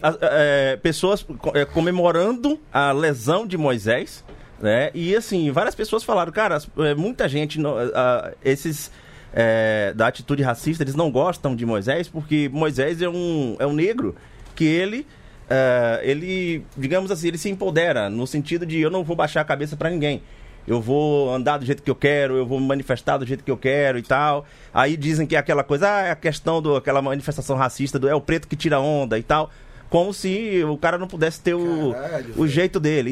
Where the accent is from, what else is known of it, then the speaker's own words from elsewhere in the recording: Bahia, Brazil; also born or lived in Salvador; minha terra, que é tão sagrada e profana